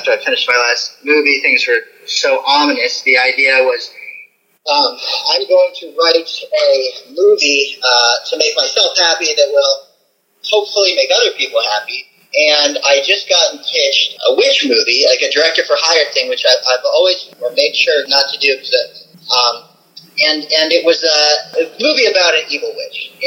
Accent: the South, United States; I grew up in the South where the very idea of witchcraft is, you know, evil to people

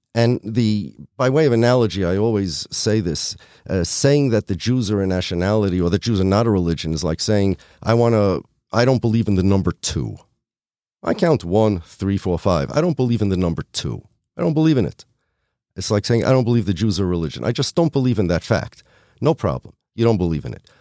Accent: United States; I'm American. I'm an American. My family's from Poland

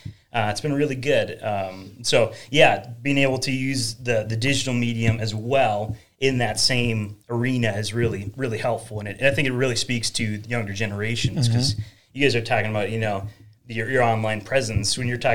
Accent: Crookston, Minnesota, United States; accent: northern; moved away as an adult; also born or lived in St. Bonifacius, Minnesota; now in Buffalo, United States; I grew up in Crookston, Minnesota, which is up in the corner of the state there, and you might hear a little bit of that northern accent, I suppose.

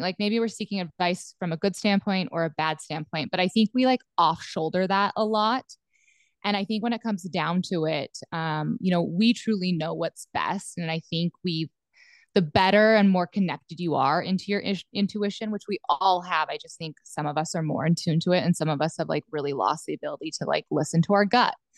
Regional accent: Southwest Montana, United States; moved away as an adult; also born or lived in central Nebraska; now in Nebraska, United States; I was born and raised in Southwest Montana on a cattle ranch

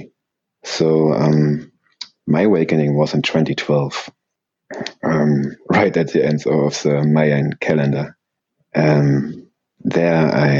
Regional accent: Germany; English is a second language; I'm from Germany, so please don't mind my English

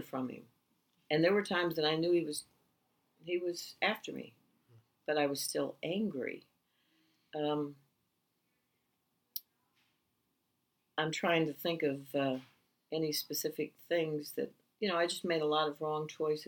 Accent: Buffalo, New York, United States; I was born in Buffalo, New York, and I do not know my birth parents

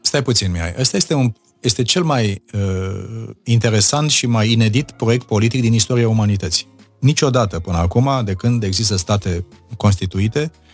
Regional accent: Romania; moved away as an adult; eu sunt român și rămân rămân toată viața

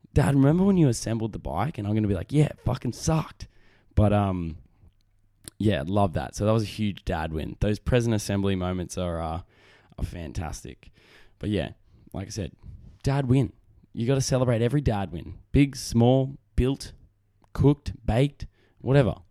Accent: Australia; accent: Australian; my great Australian accent. 'cause I'm a man from down under

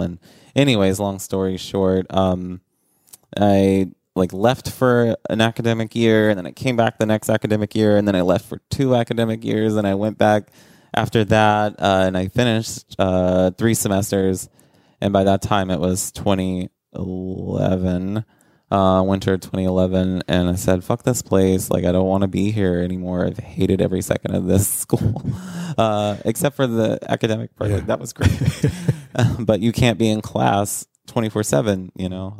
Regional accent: rural South Carolina, United States; moved away as an adult; also born or lived in Atlanta; now in New York City, United States; I grew up in rural South Carolina

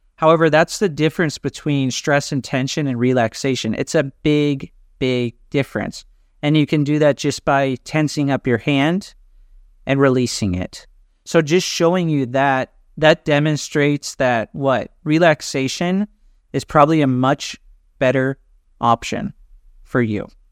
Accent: Orange County, California, United States; moved away as an adult; now in Athens, Greece; I grew up in California, and now I live in Athens, Greece

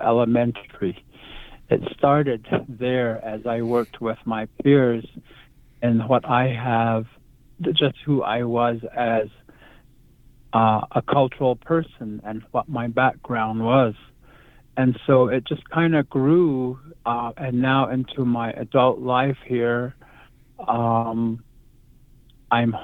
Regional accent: Black Rock, Arizona, United States; now in Joseph City, United States; I am from the original place called Black Rock, Arizona

